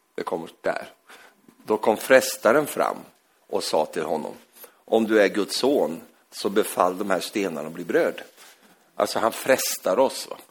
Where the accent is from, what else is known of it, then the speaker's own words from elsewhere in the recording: Norrland, Sweden; moved away; jag är ju egentligen från Norrland, uppe i Norrland